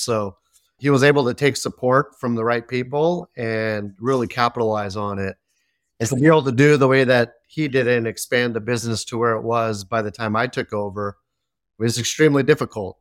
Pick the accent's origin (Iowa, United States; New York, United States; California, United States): California, United States; Belmont; also born or lived in San Mateo, California; I was born here in the Bay Area. San Mateo, California, born and raised in Belmont, which is a small city right next to it